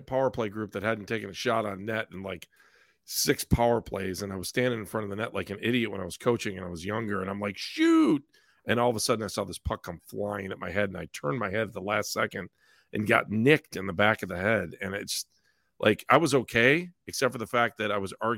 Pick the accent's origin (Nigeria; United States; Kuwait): United States; Cleveland Heights, Ohio; our high school hockey games at Cleveland Heights